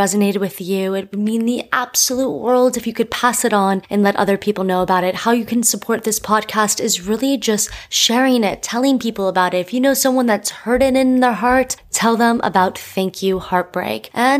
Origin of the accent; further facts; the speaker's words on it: Miami, Florida, United States; I'm from Miami